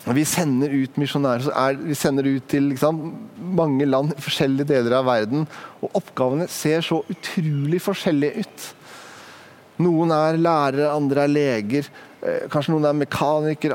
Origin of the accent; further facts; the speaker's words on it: Sandefjord, Vestfold, Norway; Jeg kommer fra Sandefjord, det er en ganske liten by.